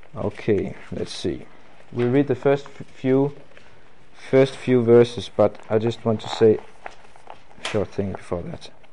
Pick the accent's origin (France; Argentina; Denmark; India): Denmark; English is a second language; I'm from Denmark, and uh, I am not a native English-speaking person